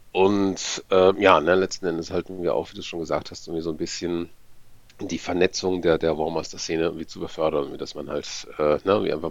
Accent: Braunschweig, Lower Saxony, Germany; Schönen guten Abend … Ich komme aus Braunschweig

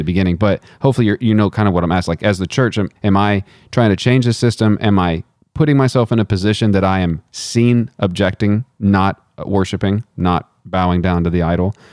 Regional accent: United States; as an American

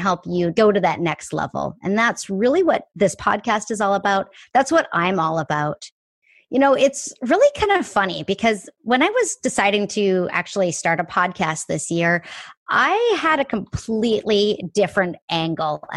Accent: Canada; moved away as an adult; now in Seattle, United States; I am born and raised in Canada, but now live in Seattle. I have been here almost half my life

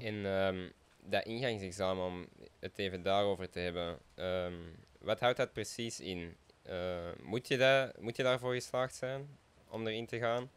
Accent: Essen, Flanders, Belgium; wij komen zelf uit Essen

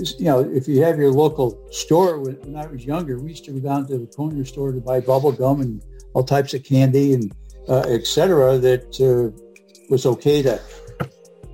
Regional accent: New England, United States; moved away as an adult; also born or lived in New York State; now in Michigan, United States; I'm originally from New England

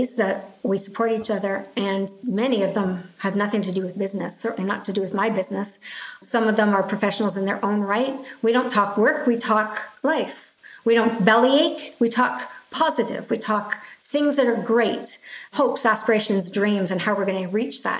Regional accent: Canada; being Canadian

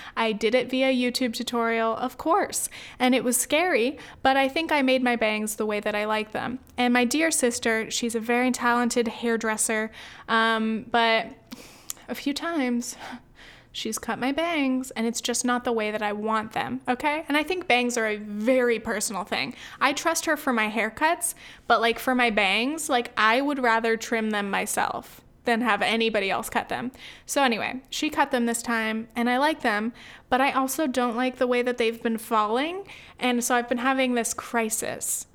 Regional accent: United States; my family, I guess, on both sides has lived in the U S, uh, for generations

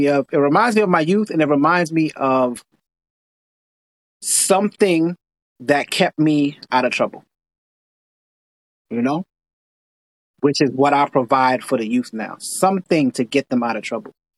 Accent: New York City, New York, United States; I live here in New York. I grew up in Brooklyn in Coney Island

